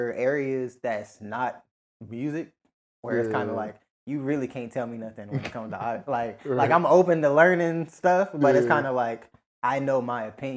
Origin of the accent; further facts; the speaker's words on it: Virginia, United States; I feel like it might be a DMV thing in me